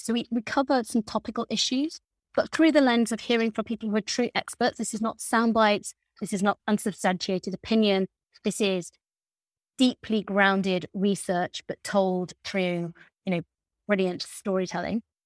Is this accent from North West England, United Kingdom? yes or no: no; Lincolnshire, East Midlands, United Kingdom; I grew up in Lincolnshire